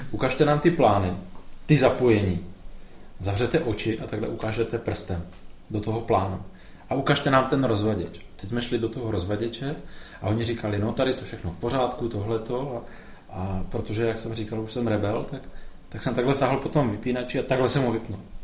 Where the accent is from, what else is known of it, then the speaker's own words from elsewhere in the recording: Beskydy mountains, Moravia, Czechia; also born or lived in Ostrava; Já jsem se vzal v Beskydech v horách. Mm-hmm. Jsem z Moravy